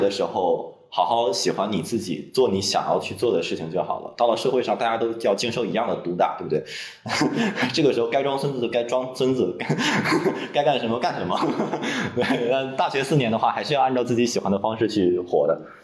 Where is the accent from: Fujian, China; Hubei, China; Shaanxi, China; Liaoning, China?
Liaoning, China; Dalian; 我是大连人